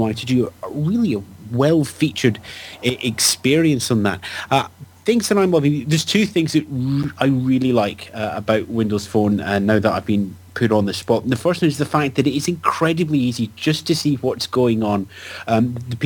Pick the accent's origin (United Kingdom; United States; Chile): United Kingdom; I'm British